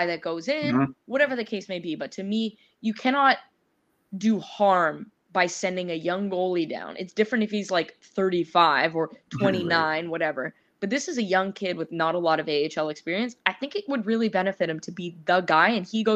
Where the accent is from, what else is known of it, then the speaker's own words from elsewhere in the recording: Toronto, Ontario, Canada; I'm from Toronto